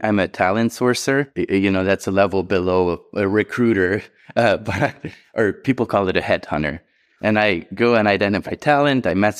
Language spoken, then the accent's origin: English; Hungary; English is a second language; moved away as an adult; Yeah, so I think mine starts back in Hungary. That's where I grew up in Europe.